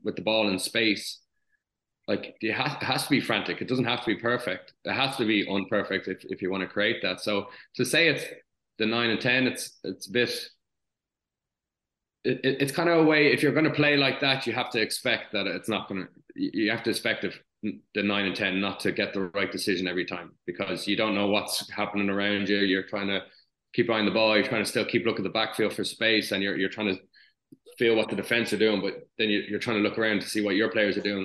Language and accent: English; Ireland; as an Irish nation